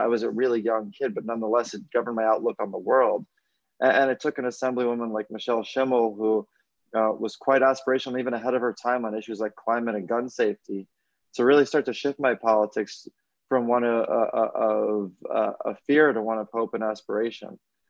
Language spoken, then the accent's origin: English; New York, United States; I grew up in New York in the wake of 9/11